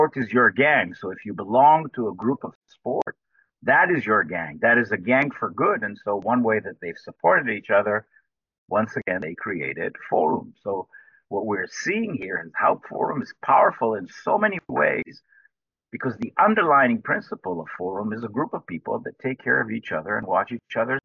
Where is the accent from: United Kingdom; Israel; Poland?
Israel; Jerusalem, Jerusalem District; also born or lived in United States; I am Israeli. I was born in Jerusalem. I'm the ninth generation from Jerusalem. And I lived here in Israel most of my life